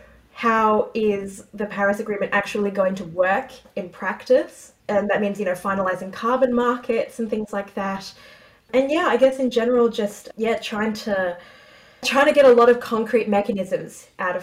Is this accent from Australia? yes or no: yes; Australia; as an Australian attending